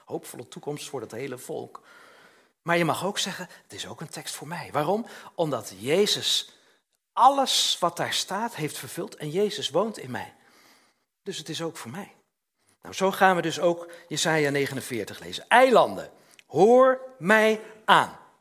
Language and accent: Dutch; Utrecht, Netherlands; in Utrecht, waar ik, waar ik vandaan kwam